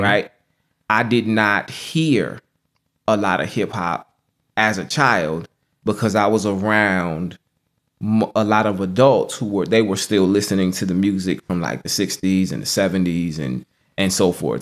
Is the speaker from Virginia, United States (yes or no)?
yes; Norfolk, Virginia, United States; I was born and raised in Norfolk, Virginia